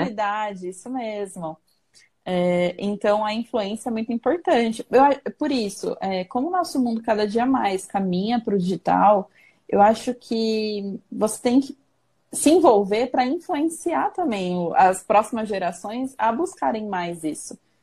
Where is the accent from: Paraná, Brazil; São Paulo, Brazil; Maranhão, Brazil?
São Paulo, Brazil; moved away as an adult; now in Santana de Parnaíba, Brazil; Eu sou do extremo leste de São Paulo. Eu sou do Itaim Paulista